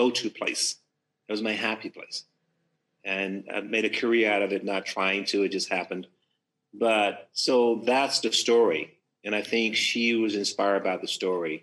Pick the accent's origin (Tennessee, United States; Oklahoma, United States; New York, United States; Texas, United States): Tennessee, United States; Memphis; now in California, United States; I'm from Memphis, Tennessee, the Deep South, African-American